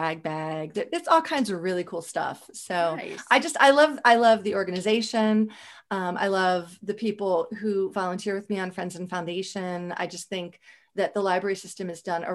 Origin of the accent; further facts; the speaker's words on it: Howard County, Maryland, United States; I grew up in Howard County.